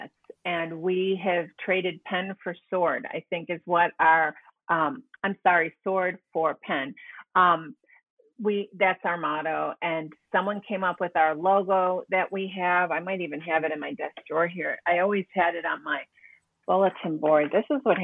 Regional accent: Buffalo, New York, United States; moved away; also born or lived in Whidbey Island; Buffalo and my hometown

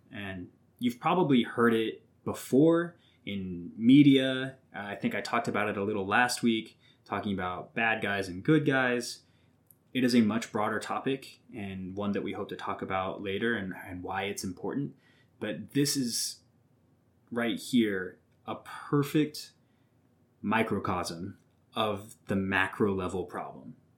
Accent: Southwest Missouri, United States; I'm from Southwest Missouri

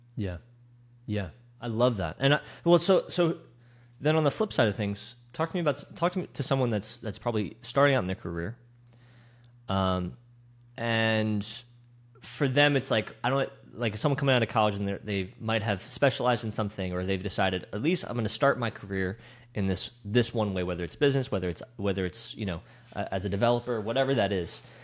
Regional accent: West Chester, Pennsylvania, United States; I grew up in, uh, Westchester.

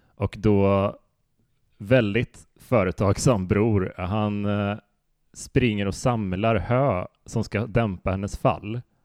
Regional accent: Västra Götaland, Sweden; det finns en sjö ganska nära där vi växte upp som heter Helsjön som är en sån eh, kurortssjö

